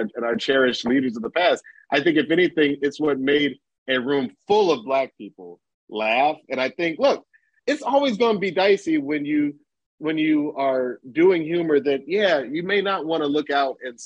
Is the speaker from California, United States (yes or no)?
no; Atlanta, Georgia, United States; I'm from Atlanta, Georgia